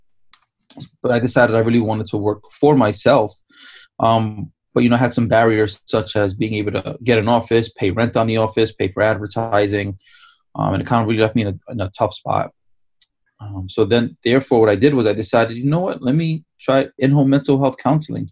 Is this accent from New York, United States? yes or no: yes; New York, United States; I was born and raised in New York